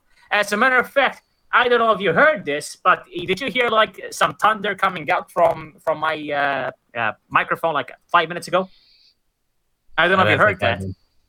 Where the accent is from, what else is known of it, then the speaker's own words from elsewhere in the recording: Malta; To the point where even people from my country think I'm American or Canadian or something. They don't think I'm even Maltese.